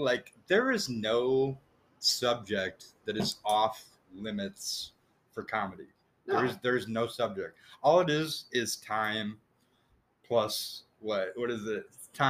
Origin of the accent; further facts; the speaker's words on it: United States; Because I'm American.